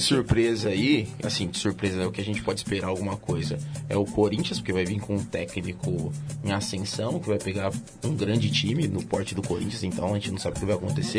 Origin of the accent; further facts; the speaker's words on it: Brazil; eu, como brasileiro